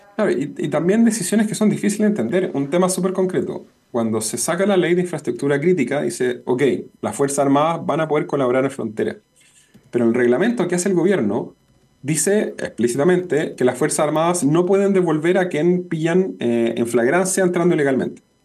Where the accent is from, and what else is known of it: Chile